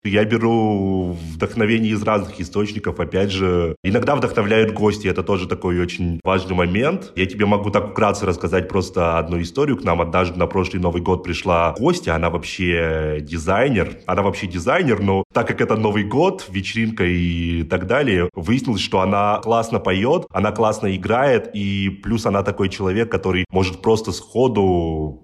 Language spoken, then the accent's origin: Russian; Perm, Perm Krai, Russia; now in Moscow, Russia; я родился в Перми, и как-то так с Перми начинал, лазил там по крышам, по заводам, по всему